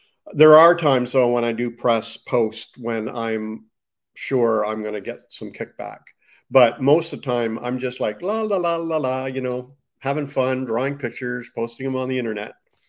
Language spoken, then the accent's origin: English; Canada; I ended up going to a Pentecostal Bible college in the States. I'm from Canada, by the way, in the States.